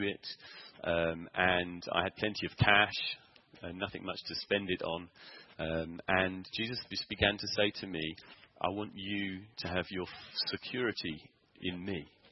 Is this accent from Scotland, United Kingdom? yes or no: no; Sevenoaks, South East England, United Kingdom; moved away as an adult; now in South Africa; I'd gone back to my hometown, which it was Sevenoaks in Kent